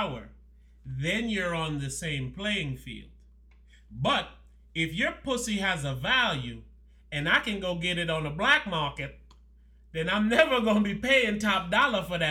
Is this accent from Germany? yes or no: no; U.S. Virgin Islands; I'm from St. Thomas. I get the accent.